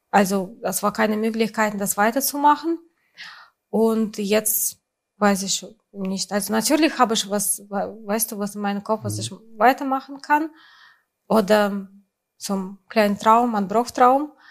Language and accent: German; Saint Petersburg, Russia; German is a second language; moved away; das ist so äh, meistens hier diese Sachen von St. Petersburg, von meiner Heimatstadt.